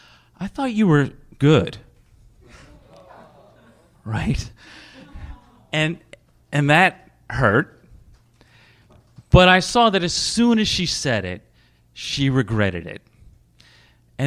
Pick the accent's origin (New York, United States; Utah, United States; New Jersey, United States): New York, United States; Westchester County; I am from Westchester County, where the men wear golf slacks and the little dogs wear capes